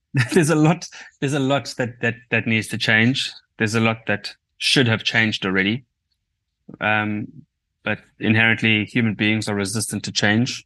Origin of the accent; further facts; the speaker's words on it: South Africa; as a South African collective